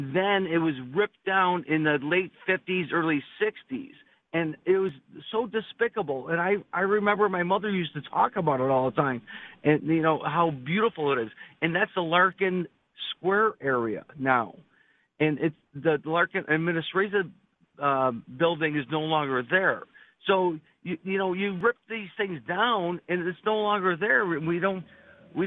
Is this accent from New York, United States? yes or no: yes; Buffalo, New York, United States; I grew up in South Buffalo, and in that Seneca, Cazenovia area